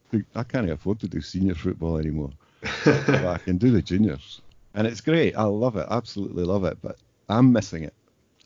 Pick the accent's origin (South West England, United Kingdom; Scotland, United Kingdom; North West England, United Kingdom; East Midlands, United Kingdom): Scotland, United Kingdom; Edinburgh; born there; So I'm technically … I was born in Edinburgh.